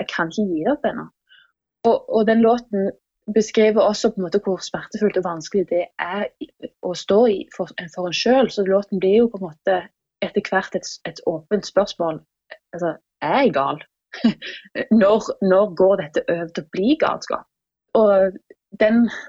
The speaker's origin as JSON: {"language": "Norwegian", "area": "Jæren", "region": "Rogaland", "country": "Norway", "moved": "yes", "lives_now": "Oslo, Norway", "said": "jeg kommer fra Jæren. Jeg har bodd i Oslo siden 2006"}